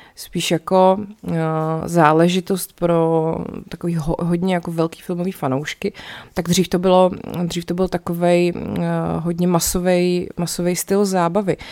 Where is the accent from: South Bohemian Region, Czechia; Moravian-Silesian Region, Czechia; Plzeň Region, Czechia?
South Bohemian Region, Czechia; České Budějovice; když jsem byla malá, tak jsme chodili u nás v Budějcích do kina Vesmír